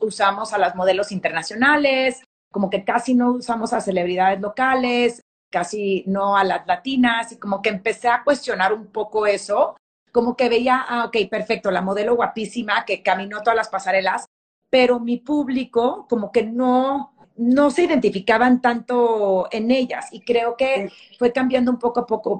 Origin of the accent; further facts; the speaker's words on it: El Paso, Texas, United States; moved away; also born or lived in Memphis / New York; yo crecí en, en Texas, en El Paso, iba todos los veranos a, San Luis Potosí